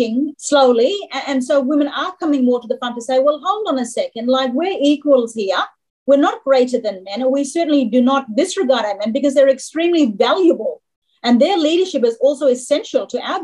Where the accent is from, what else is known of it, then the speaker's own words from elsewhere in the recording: Jaru country, Kimberley, Western Australia, Australia; now in Kununurra, Australia; I come from the Jari people, which is 400k south of where I live now in Canada, which is Mirrawong Gidjerong country